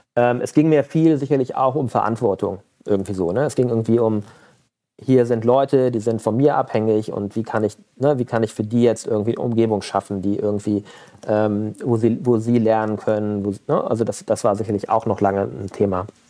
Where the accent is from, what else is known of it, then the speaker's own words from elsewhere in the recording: Mönchengladbach, North Rhine-Westphalia, Germany; ich bin in Mönchengladbach groß geworden